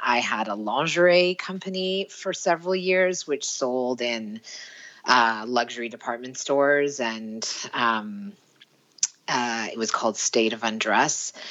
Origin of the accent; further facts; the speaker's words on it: Vancouver, British Columbia, Canada; moved away as an adult; also born or lived in Paris / London / Toronto; now in Sweden; I was from Vancouver, BC, Canada.